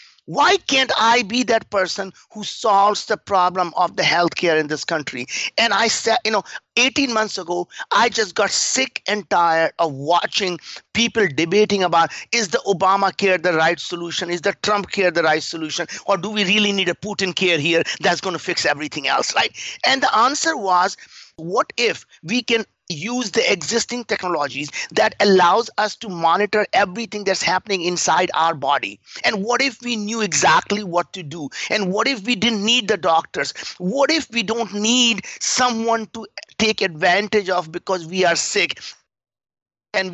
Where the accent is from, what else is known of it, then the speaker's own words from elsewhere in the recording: India; English is a second language; moved away as an adult; now in United States; I grew up in India. We were very, very poor. We didn't have food to eat. We didn't have anything. I came to the United States when I was 22, 35 years ago